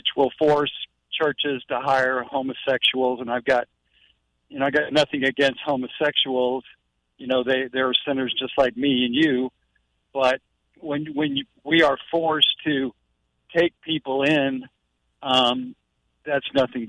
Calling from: St. Augustine, Florida, United States; St. Augustine.

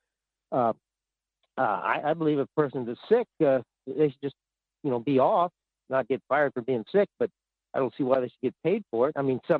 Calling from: Fairbanks, Alaska, United States; in Fairbanks, and I'm always happy to wait for you.

